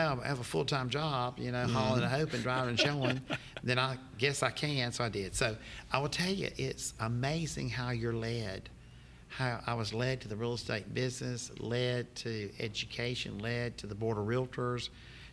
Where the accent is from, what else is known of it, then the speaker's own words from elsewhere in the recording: Charlotte, North Carolina, United States; I was born and raised in Charlotte, North Carolina